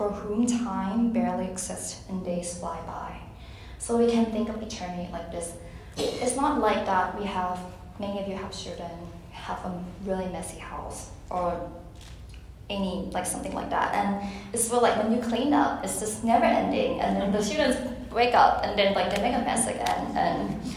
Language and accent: English; Thailand; moved away as an adult; also born or lived in Virginia, United States; now in United States; I'm from Thailand. Thailand is a Buddhist country. I grew up in a Buddhist home. And when I came to college in America